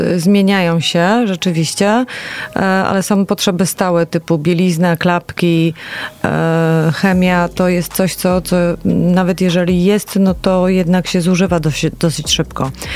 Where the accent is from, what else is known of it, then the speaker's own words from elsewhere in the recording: Poznań, Greater Poland, Poland; jako poznanianki i poznaniacy